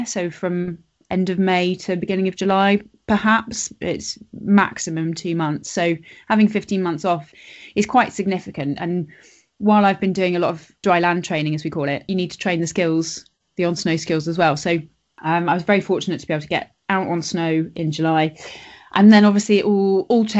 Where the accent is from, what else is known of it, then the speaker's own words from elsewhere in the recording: Switzerland; moved away; I grew up in Switzerland